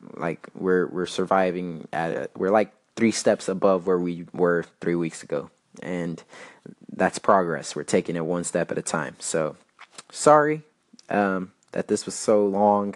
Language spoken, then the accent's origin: English; El Paso, Texas, United States; moved away as an adult; I left um, my hometown in El Paso